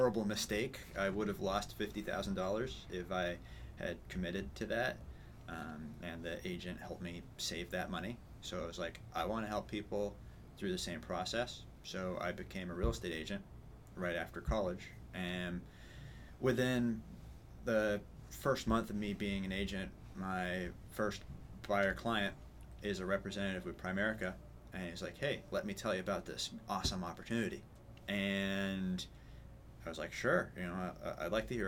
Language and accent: English; New Hampshire, United States; also born or lived in Penacook, Concord, New Hampshire / Lakes Region, New Hampshire; I'm a New Hampshire native, born and raised